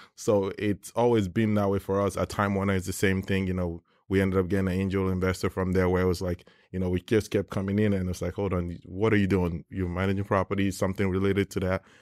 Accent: Nigeria; moved away; I grew up in Nigeria

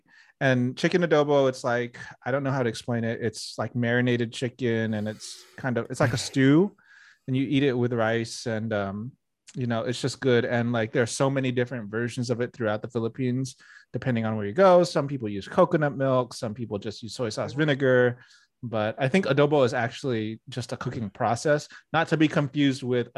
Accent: United States; now in New York, United States; I grew up outside of New York, and in a very rural, like mid-America, every town USA Chinese food, Americanized type. I grew up around that, but then I moved to New York

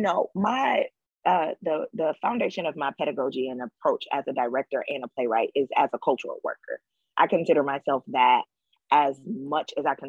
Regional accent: Detroit, Michigan, United States; All those women come from Alabama. Though I am born and raised in Detroit.

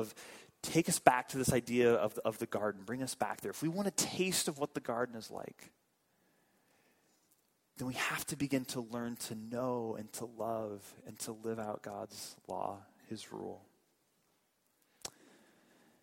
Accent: St. Louis, Missouri, United States; I grew up in St. Louis

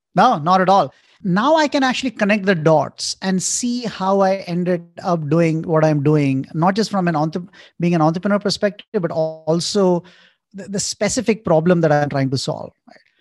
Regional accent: Indore, Madhya Pradesh, India; moved away as an adult; also born or lived in New York; I grew up in India in a town called Indore

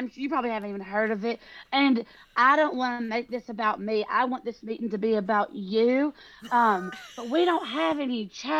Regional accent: California, United States; Okay, have you heard of California?

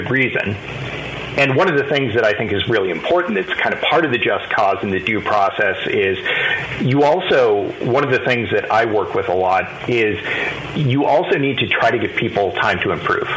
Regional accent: Los Angeles, California, United States; I grew up in Los Angeles

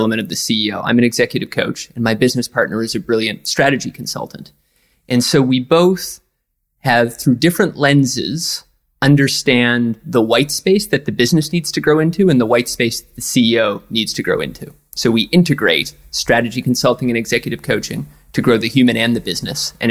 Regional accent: east coast of Canada, Atlantic Canada, Canada; now in New York, United States; I grew up in a small town

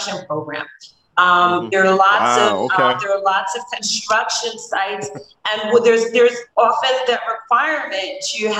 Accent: New Haven, Connecticut, United States; also born or lived in Brooklyn, New York; I grew up here in New Haven. I'm Brooklyn born, New Haven raised

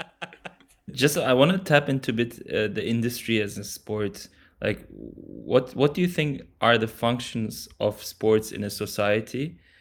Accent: Germany; I was born in Germany to Turkish

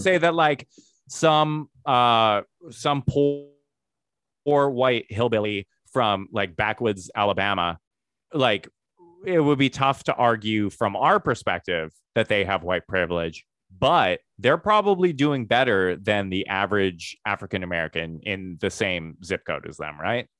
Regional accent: Medicine Hat, Alberta, Canada; moved away; I grew up in Medicine Hat, Alberta

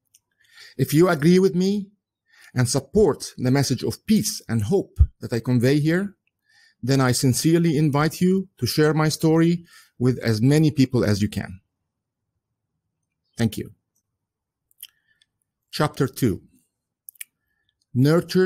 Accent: Egypt; English is a second language; moved away as an adult; also born or lived in United Kingdom / Southampton; now in United States; In 1975, we moved back to Egypt, where I lived until 1995. And that's when I moved to the United States

